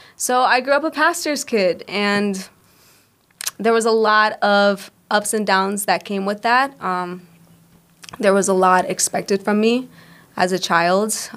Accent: Cleveland, Ohio, United States; also born or lived in Puerto Rico; I was born in Puerto Rico. Um, we moved, me and my family moved here when I was five years old. I was raised in Cleveland my entire life

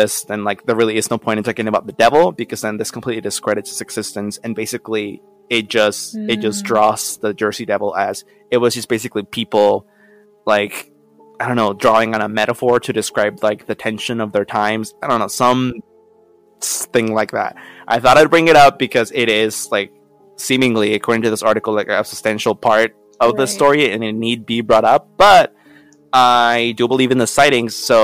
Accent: Mexico; now in United States; by my fast speech and my accent, I am originally from Mexico

